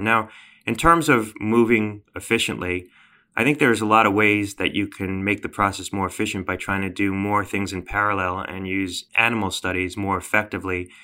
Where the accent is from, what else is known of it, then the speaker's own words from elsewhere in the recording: Connecticut, United States; my home state of Connecticut